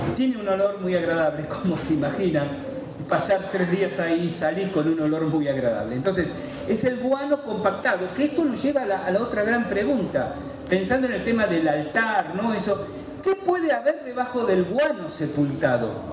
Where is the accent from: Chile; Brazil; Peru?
Chile; Yo vengo de Chile